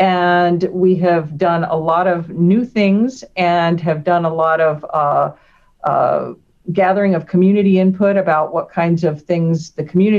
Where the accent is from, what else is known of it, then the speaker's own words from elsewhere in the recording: Texas, United States; also born or lived in Chicago / Denver; Before that, we had all lived in South Texas, and that's where I had spent my youth. Mm-hmm. I was born in Chicago, spent my childhood in inner city Denver. Then we moved to South Texas.